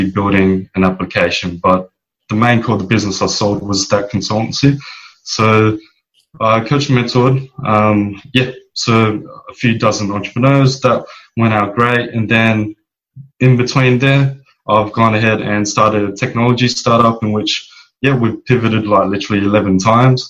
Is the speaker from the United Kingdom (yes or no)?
no; Perth, Western Australia, Australia; moved away as an adult; also born or lived in Bali; now in Philippines; born and raised in Perth